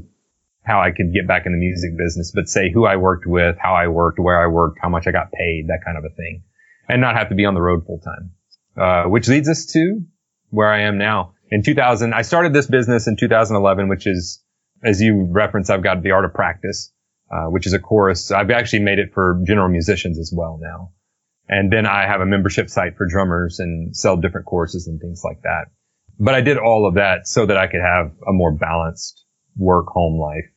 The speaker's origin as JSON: {"language": "English", "region": "South Mississippi", "country": "United States", "tie": "born or raised there", "said": "I was born and raised in South Mississippi"}